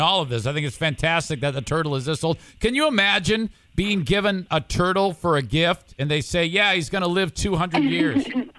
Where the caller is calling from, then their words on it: United States; Well, I'm calling from the States.